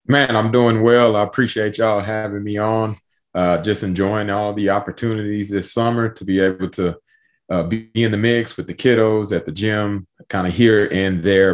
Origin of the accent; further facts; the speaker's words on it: Pearland, Texas, United States; moved away as an adult; now in Austin, United States; my hometown at, at Pearland High School